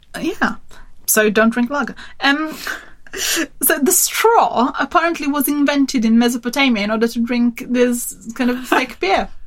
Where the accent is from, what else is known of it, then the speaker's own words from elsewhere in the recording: Turin, Piedmont, Italy; Turin, my hometown